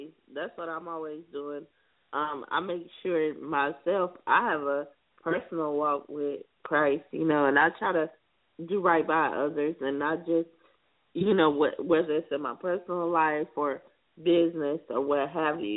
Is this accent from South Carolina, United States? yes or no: yes; South Carolina, United States; my hometown, home state, I mean, South Carolina